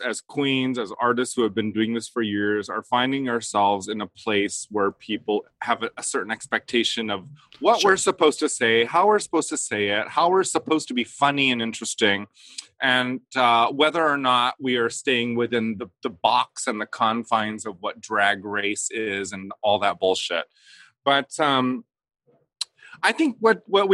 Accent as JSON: {"language": "English", "town": "La Puente", "region": "California", "country": "United States", "said": "I'm from La Puente"}